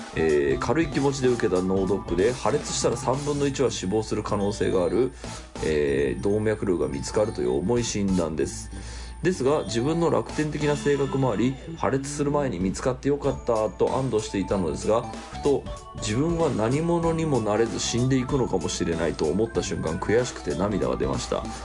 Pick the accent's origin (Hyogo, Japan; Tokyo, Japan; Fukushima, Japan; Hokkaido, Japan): Tokyo, Japan; 俺東京育ち